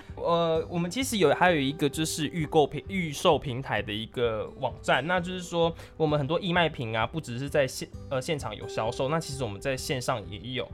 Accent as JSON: {"language": "Chinese", "country": "Taiwan", "said": "最后我们都是台湾人"}